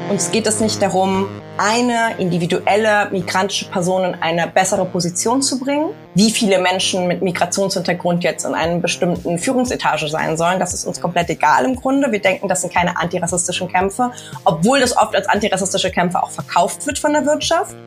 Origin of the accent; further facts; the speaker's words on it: Germany; also born or lived in Hamburg; now in Berlin, Germany; viele von uns, die in migrantischen Communities, bei mir ist es die lateinamerikanische, aufgewachsen sind hier in Deutschland